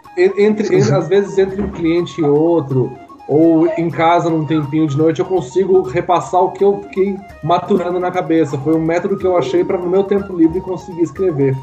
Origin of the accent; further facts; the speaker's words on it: São José dos Pinhais, Paraná, Brazil; nasci em São José dos Pinhais, mas é do ladinho de Curitiba, então sou quase curitibano.